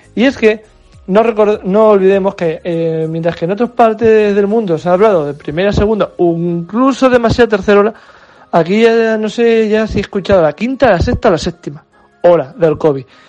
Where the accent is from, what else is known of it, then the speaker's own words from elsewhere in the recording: Spain; como buenos españoles